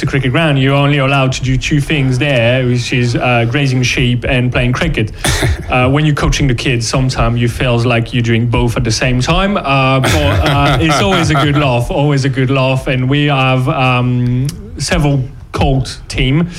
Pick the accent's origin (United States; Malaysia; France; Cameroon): France; Brittany; now in England; We're both coming from Brittany.